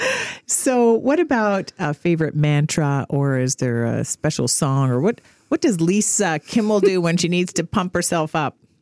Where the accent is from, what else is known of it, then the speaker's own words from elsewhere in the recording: Canada; all Canadians have. We've got our quiet confidence